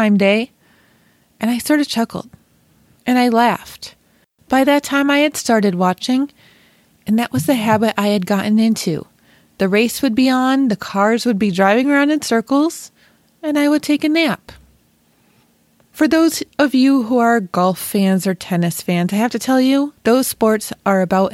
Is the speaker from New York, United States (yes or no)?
yes; Western New York, United States; I was born and raised in Western New York